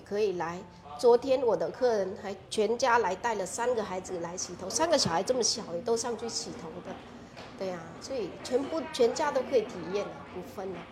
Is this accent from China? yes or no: no; Vietnam; first language Vietnamese; Chinese is a second language; moved away as an adult; now in Kaohsiung, Taiwan; 我们越南人